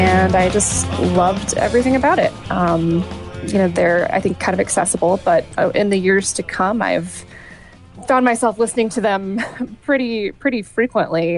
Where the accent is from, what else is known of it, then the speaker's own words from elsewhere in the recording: northeastern Wisconsin, United States; moved away as an adult; also born or lived in Iowa; I was born in Iowa, but I grew up in a tiny town in northeastern Wisconsin, right on the border of Wisconsin and upper Michigan